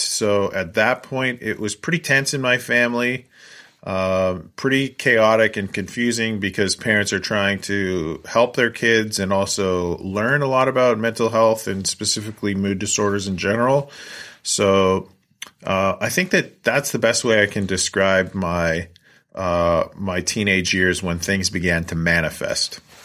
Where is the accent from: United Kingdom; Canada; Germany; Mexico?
Canada; Coquitlam, British Columbia; moved away as an adult; also born or lived in Vancouver Island, Canada / Edmonton, Alberta, Canada / Kingston, Ontario, Canada; now in Scandia, United States; I grew up in Coquitlam, British Columbia, a suburb of Vancouver, British Columbia